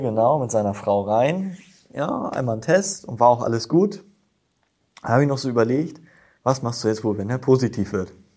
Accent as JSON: {"language": "German", "town": "Himmelpforten", "region": "Lower Saxony", "country": "Germany", "tie": "born or raised there", "moved": "as an adult", "lives_now": "Apensen, Germany", "said": "Ich bin aus Himmelfort nach Abensen gezogen, meiner Freundin wegen hm. und Familie und Feuerwehr. Ähm, bin jetzt mittlerweile seit knapp zwei Jahren in Abensen auch in der Feuerwehr, war davor, seitdem ich zehn bin, in der Jugendfeuerwehr in Himmelforten"}